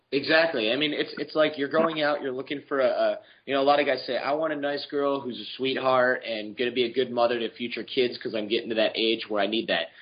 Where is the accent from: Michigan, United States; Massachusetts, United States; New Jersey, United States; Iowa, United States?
Michigan, United States; also born or lived in New York; now in California, United States; I was born in Michigan, which is cold and snowy, and then I lived in New York